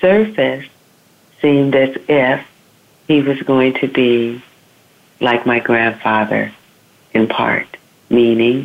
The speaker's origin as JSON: {"language": "English", "region": "Southern California", "country": "United States", "tie": "born or raised there", "said": "I was born in Southern California, and I lived in California all my life"}